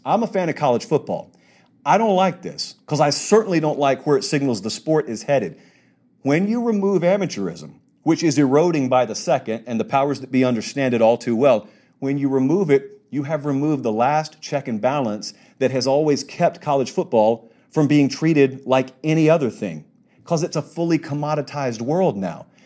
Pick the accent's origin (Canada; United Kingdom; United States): United States; the South; I grew up in the South, so I, I'm an S E C guy